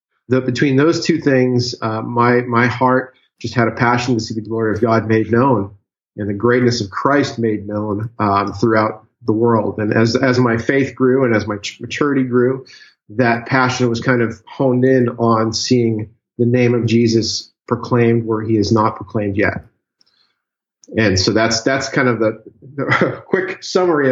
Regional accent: Massachusetts, United States; moved away as an adult; I'm originally from Massachusetts, born and raised up until about a month ago

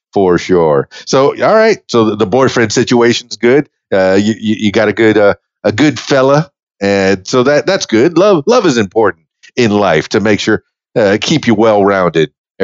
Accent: Miami, Florida, United States; and I grew up in Miami, you know, in a tougher part of town, and we all played outside in the dirt

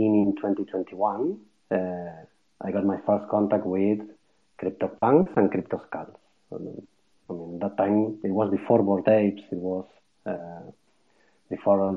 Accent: Argentina; moved away as an adult; now in Barcelona, Spain; I'm Argentinian. Yeah, I was born in Argentina and lived there almost my whole life.

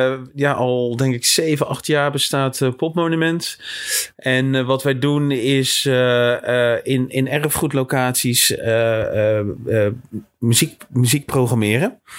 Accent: Bergen, North Holland, Netherlands; Ik kom zelf uit Bergen

